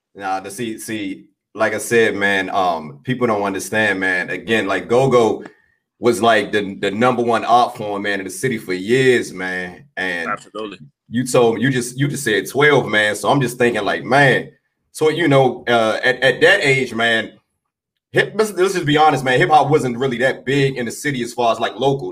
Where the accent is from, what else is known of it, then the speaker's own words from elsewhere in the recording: Washington, District of Columbia, United States; I was born on on the South Side, man, but I moved I moved uptown, man. So I grew up, you know, probably like minutes away from you